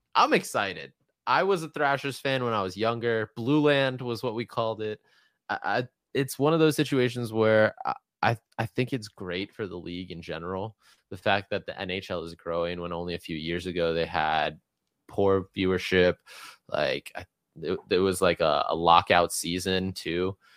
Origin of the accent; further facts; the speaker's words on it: Atlanta, Georgia, United States; as a kid growing up in Atlanta, I never ever saw anybody playing street hockey